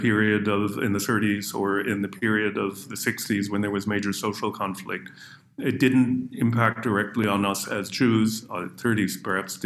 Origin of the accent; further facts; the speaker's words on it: Canada; accent: North American; moved away; also born or lived in Israel / United Kingdom; Growing up in Canada